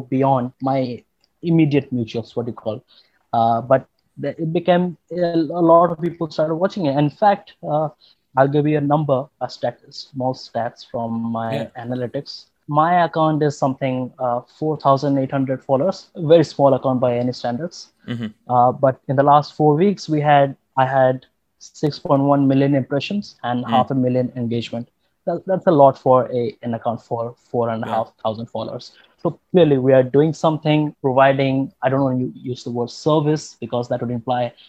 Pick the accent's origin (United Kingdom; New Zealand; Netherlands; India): India; I'm from India